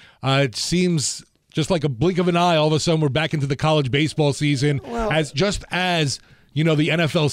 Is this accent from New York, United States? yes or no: no; New Jersey, United States; moved away as an adult; now in Louisiana, United States; I grew up in New Jersey